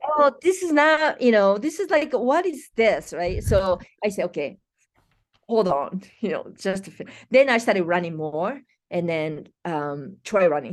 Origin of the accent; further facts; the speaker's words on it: Japan; moved away as an adult; now in Colorado, United States; I'm from Japan, it's been a thirty-something years ago, you know, so I live more years in U S